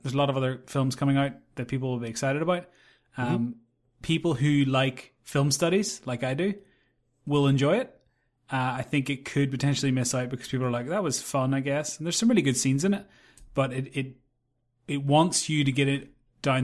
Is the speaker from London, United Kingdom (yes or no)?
no; Northern Ireland, United Kingdom; I'm from Northern Ireland. We didn't have malls like that.